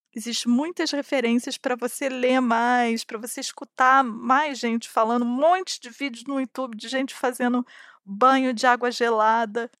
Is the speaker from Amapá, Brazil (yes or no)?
no; Rio de Janeiro, Brazil; eu sou do Rio de Janeiro e eu cresci na frente da praia